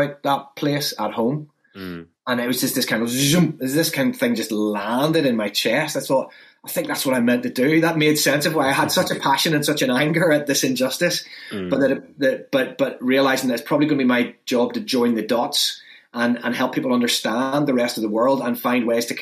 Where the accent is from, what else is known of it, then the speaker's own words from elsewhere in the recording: Northern Ireland, United Kingdom; I come from Northern Ireland, which has its own problems